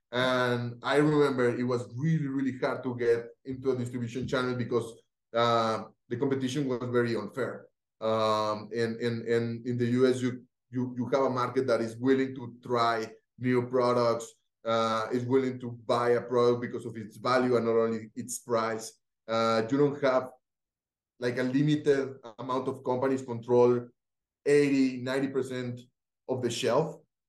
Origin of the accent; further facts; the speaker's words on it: Cali, Valle del Cauca, Colombia; English is a second language; Felipe, Juan Martin, they are from my hometown in Cali. We all went to study to school together with the founders from Rappi